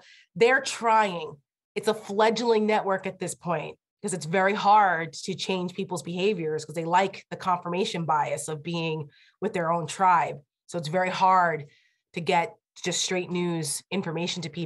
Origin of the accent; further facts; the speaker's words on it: Bergen County, New Jersey, United States; now in Northern Virginia, United States; He was a police officer for 40 years in my hometown and a volunteer fireman